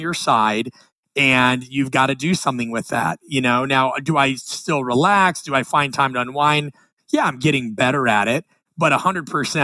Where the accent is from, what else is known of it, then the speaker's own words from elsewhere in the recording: Nebraska, United States; I'm from the Midwest. I'm from Nebraska.